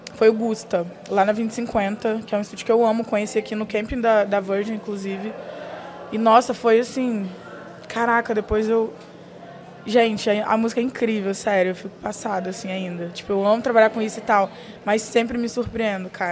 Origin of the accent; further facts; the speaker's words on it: Espírito Santo, Brazil; eu sou do Espírito Santo